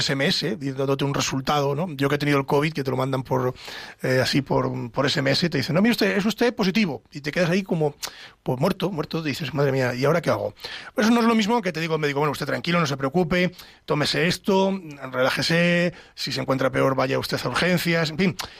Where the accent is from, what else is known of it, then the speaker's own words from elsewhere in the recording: Castile, Spain; yo es que soy de Castilla, siempre digo castellano